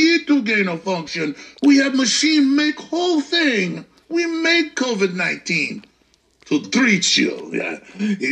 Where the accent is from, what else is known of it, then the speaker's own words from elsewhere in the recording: Dallas, Texas, United States; My hometown, Dallas